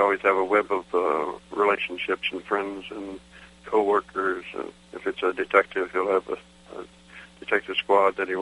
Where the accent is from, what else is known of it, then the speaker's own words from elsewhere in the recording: Chicago, Illinois, United States; I grew up in Chicago